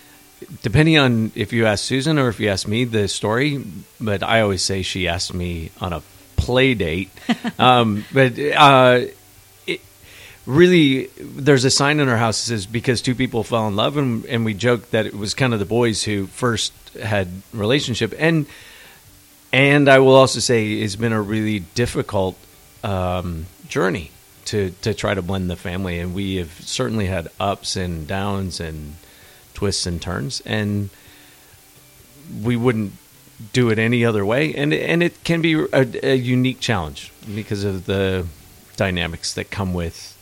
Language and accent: English; Minnesota, United States; moved away as an adult; also born or lived in Cincinnati area, Ohio; now in Mason, United States; I grew up in Minnesota